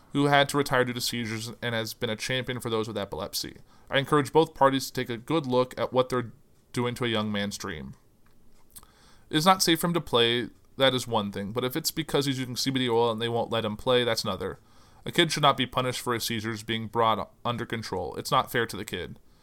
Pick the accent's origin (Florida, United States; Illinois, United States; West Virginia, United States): Illinois, United States; Danville; I grew up in Danville, Illinois